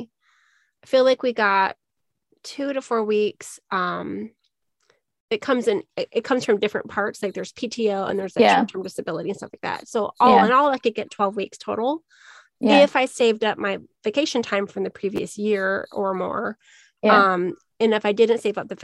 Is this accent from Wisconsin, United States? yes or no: no; Minnesota, United States; now in Arizona, United States; I'm originally from Minnesota